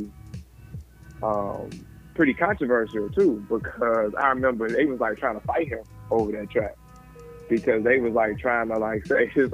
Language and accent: English; Chicago, Illinois, United States; I'm from Chicago, like outside flipping on mattresses